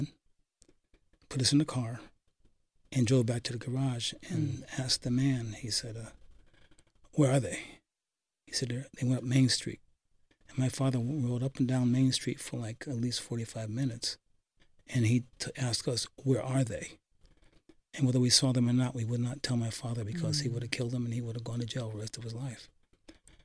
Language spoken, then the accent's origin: English; Poughkeepsie, New York, United States; Growing up in Poughkeepsie, it was during segregation